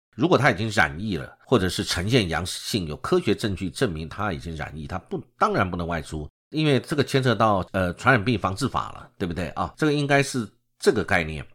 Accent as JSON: {"language": "Chinese", "country": "Taiwan", "said": "我们台湾人"}